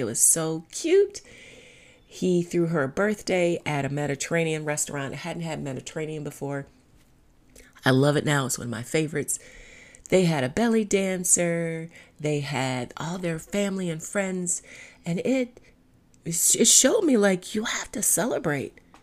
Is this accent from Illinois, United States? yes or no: no; Cleveland, Ohio, United States; I'm from Cleveland. We say pop, not soda.